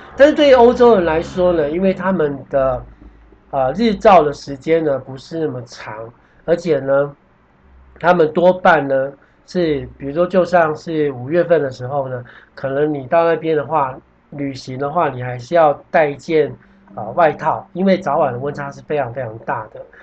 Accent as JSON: {"language": "Chinese", "country": "Taiwan", "also_born_or_lived": "France", "moved": "yes", "said": "我们台湾人可能有时候弹业务，或弹一些事情，就我们约在咖啡馆"}